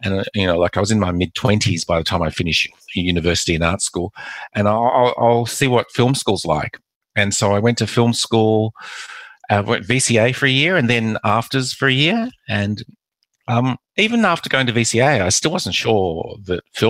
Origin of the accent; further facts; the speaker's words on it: Perth, Western Australia, Australia; also born or lived in Macau / Melbourne; I came to Australia when I was 3 and my mother never encouraged us to speak Mandarin or Cantonese